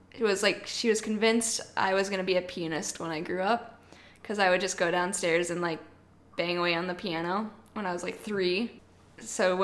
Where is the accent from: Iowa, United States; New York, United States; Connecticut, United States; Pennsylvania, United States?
Iowa, United States; Sioux City; moved away as an adult; also born or lived in Arizona; I grew up in Sioux City